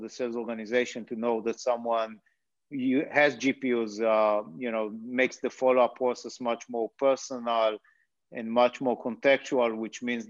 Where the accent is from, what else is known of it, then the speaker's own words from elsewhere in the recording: Israel; moved away as an adult; now in United States; As you might have guessed based on the accent, I'm originally from Israel.